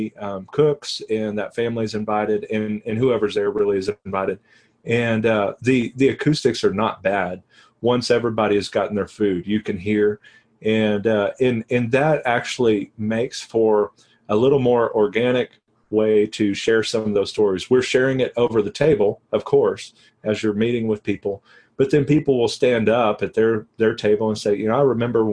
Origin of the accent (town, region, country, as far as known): Texas, United States; now in New Mexico, United States